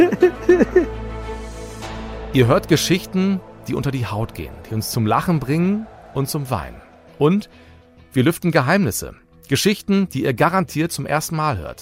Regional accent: Bremen, Germany; Ich bin in der Nähe des Weserstadions geboren und groß geworden, also im Viertel

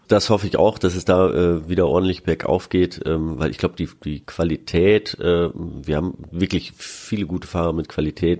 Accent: Freiburg, Baden-Württemberg, Germany; moved away; in Freiburg, in meiner alten Heimatstadt

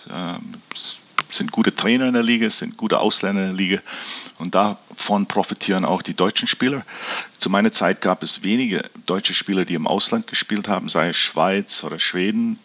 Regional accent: Canada; now in Germany; weil ich bin in Kanada aufgewachsen und wir hatten ja keinen Dialekt in dem Sinne

